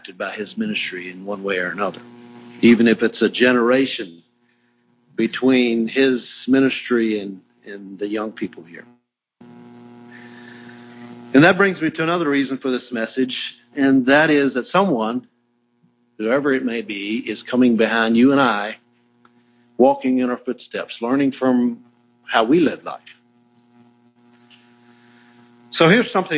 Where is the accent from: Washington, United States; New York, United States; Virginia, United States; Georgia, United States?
Virginia, United States; I grew up in Virginia because my grandfather moved from Kansas to Virginia.